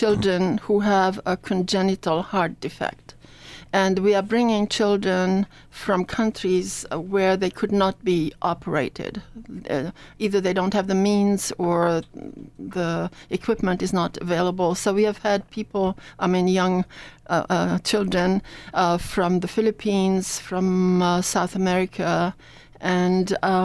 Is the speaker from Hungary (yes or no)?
yes; Hungary; also born or lived in Annapolis, United States; now in United States; I was born in Hungary, and the Second World War dispersed my whole family